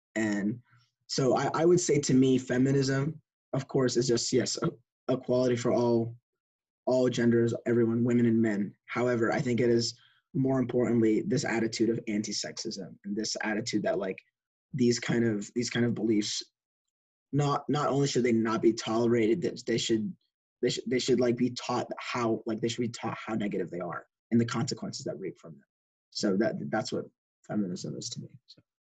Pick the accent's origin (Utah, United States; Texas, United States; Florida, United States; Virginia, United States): Texas, United States; Lubbock; I was born in Lubbock, and I also grew up in Lubbock with Fawaz